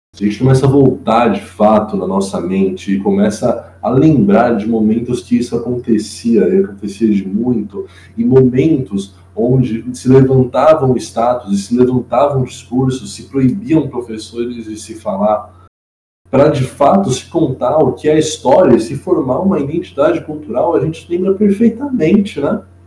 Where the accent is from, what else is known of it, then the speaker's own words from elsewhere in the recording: Brazil; nós somos como brasileiros